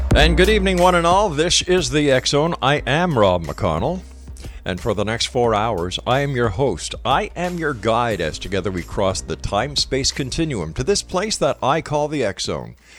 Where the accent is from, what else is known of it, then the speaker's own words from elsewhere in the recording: Montreal, Quebec, Canada; Montreal, Quebec, my hometown